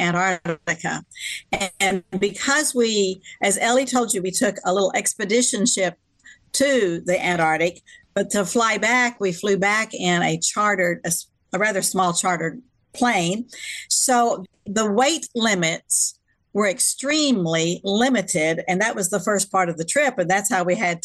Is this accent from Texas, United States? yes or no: yes; Texas, United States; I'm from Texas